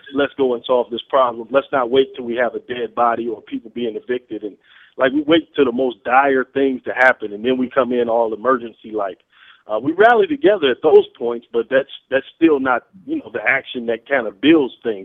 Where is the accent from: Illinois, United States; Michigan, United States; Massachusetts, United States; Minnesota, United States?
Illinois, United States; Peoria; now in Atlanta, United States; I'm from Peoria, Illinois